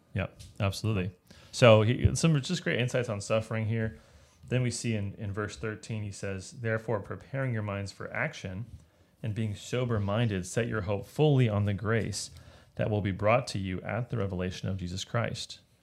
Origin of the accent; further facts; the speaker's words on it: United States; as an American